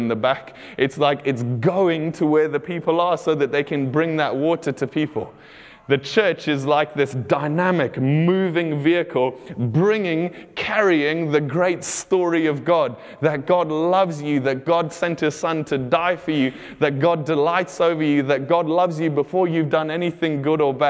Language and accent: English; Botswana; moved away; I grew up in Botswana, and where we lived out in the country